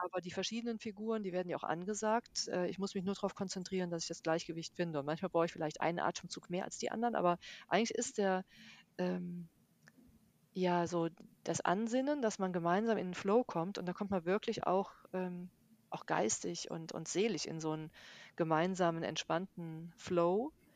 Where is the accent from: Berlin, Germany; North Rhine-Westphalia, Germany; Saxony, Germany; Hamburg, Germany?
North Rhine-Westphalia, Germany; Bonn; ich bin ja aus Bonn